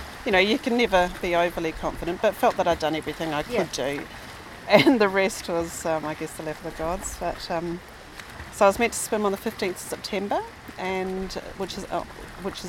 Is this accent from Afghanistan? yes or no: no; New Zealand; moved away; I am a Kiwi, been here for about 8 years.